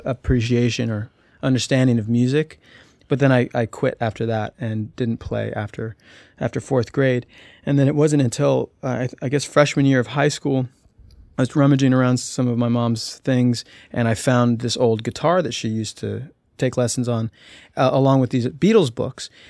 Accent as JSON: {"language": "English", "town": "Albuquerque", "region": "New Mexico", "country": "United States", "tie": "born or raised there", "said": "I was born in Albuquerque, and my earliest memories were New Mexico."}